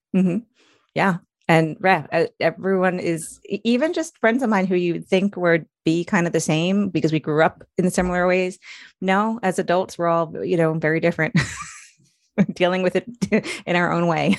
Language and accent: English; Long Island, New York, United States; moved away as an adult; now in Maryland, United States; I'm originally from New York. I grew up, up, s, uh, grew up on Long Island